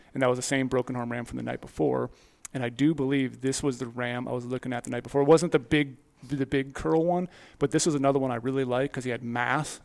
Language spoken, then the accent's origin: English; Midwest, United States; I grew up in the Midwest